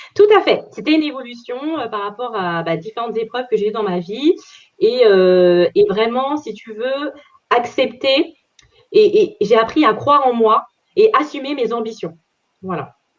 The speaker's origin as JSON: {"language": "French", "area": "Paris region", "region": "Île-de-France", "country": "France", "said": "région parisienne"}